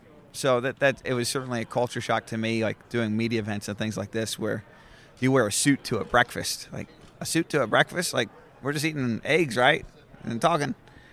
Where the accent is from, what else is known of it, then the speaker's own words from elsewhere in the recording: Michigan, United States; Growing up in Michigan, I grew up in a family that thought that it was not always appropriate to dress up and wear nice clothes